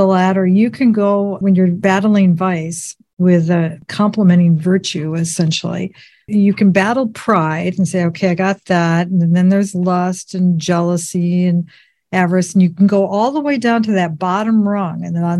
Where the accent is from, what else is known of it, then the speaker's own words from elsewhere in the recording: United States; no mistake that I'm an American woman